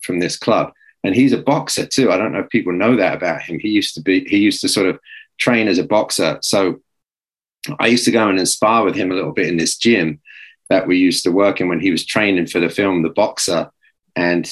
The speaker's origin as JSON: {"language": "English", "region": "England", "country": "United Kingdom", "also_born_or_lived": "New York City", "moved": "as an adult", "said": "I was a kid from England"}